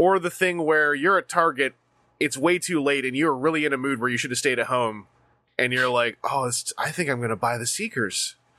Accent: Canada; as a Canadian

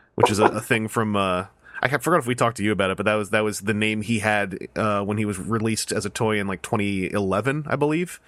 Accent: Victoria, British Columbia, Canada; moved away; I went back to my hometown in Victoria, B C

